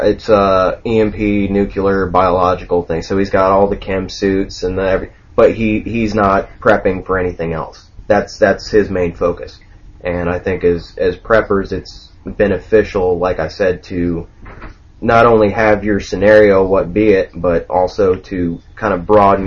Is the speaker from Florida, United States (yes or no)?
yes; Orlando, Florida, United States; moved away as an adult; I grew up in Orlando, Florida. I'm a city boy